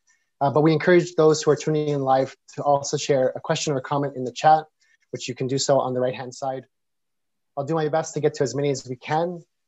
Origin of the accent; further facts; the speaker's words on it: Ontario, Canada; now in Edmonton, Canada; Yeah, I think growing up in Ontario, the son of Italian immigrants, one from my father's from Molise, my mother's from Sicily